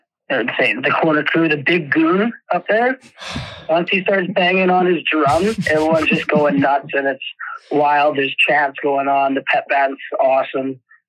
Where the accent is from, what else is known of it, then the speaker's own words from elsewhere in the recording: Alberta, Canada; moved away; And when I'm from Alberta